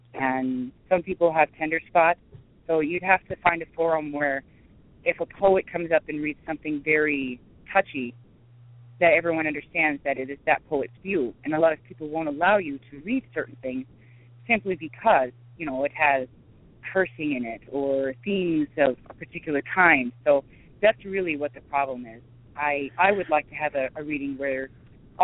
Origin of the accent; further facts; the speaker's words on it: Casper, Wyoming, United States; also born or lived in Milwaukee, Wisconsin; Casper, if you want to call it a city, compared to, like, Milwaukee. But, yes, that's where I'm from